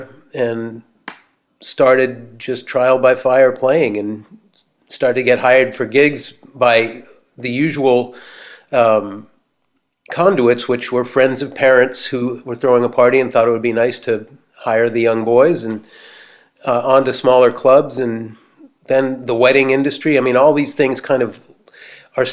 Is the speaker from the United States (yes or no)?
yes; Boston, Massachusetts, United States; now in Martha's Vineyard, United States; growing up in the Boston area